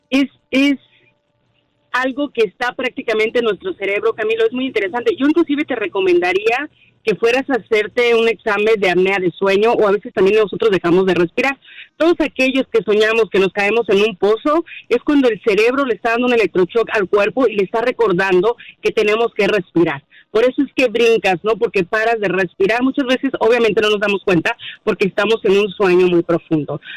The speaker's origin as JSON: {"language": "Spanish", "country": "Mexico", "moved": "yes", "lives_now": "United States", "said": "Sí, yo soy mexicana soy mexicana, de alguna manera tengo raíces también de aquí de Estados Unidos."}